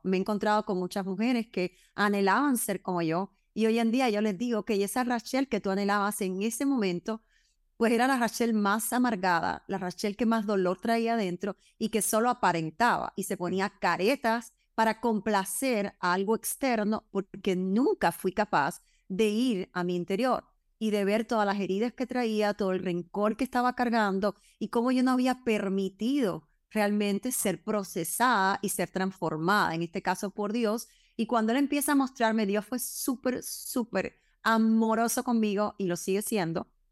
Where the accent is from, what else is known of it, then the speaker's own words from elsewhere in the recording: Cuba; yo soy cubana